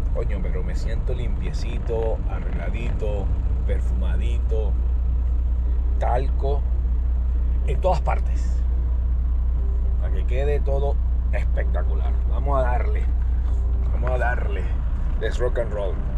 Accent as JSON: {"language": "Spanish", "country": "Venezuela", "tie": "born or raised there", "moved": "yes", "lives_now": "United States", "said": "Soy venezolano, crecí con eso"}